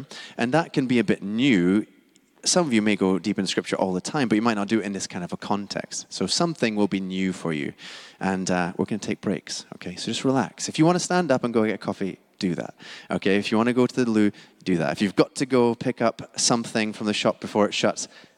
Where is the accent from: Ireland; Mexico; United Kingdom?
United Kingdom; Scotland; now in London, United Kingdom; I am Scottish, non-American